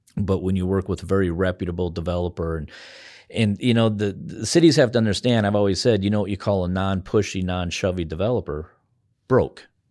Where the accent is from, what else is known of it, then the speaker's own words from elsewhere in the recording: Spearfish, South Dakota, United States; also born or lived in Bozeman, Montana; now in Pierre, United States; my hometown of Spearfish, Lee Deadwood, in that area